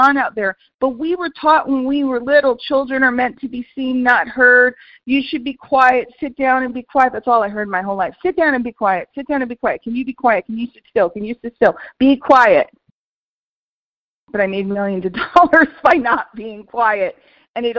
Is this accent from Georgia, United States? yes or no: no; New York City, New York, United States; moved away; I grew up in New York City and I go back to visit